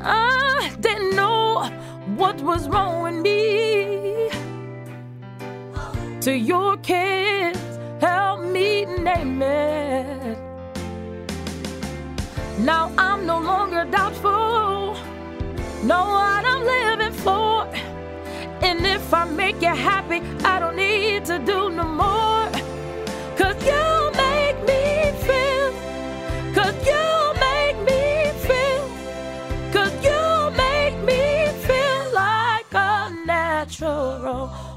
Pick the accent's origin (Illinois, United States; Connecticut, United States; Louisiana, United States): Connecticut, United States; I grew up in Connecticut.